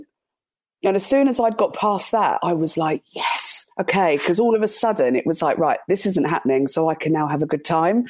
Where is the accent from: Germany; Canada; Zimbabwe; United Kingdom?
United Kingdom; Guildford, South East England; from Guildford.